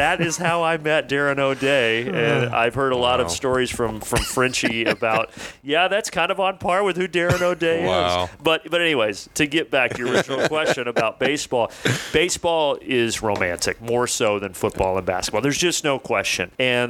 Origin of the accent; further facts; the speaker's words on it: Indiana, United States; moved away as an adult; now in Atlanta, United States; being from where I'm from in Indiana, there's not a Waffle House.